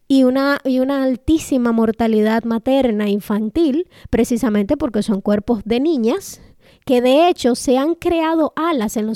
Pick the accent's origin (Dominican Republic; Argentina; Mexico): Dominican Republic; somos supernacionalistas cuando tenemos que pelear con los haitianos, pero somos más gringos que el DH.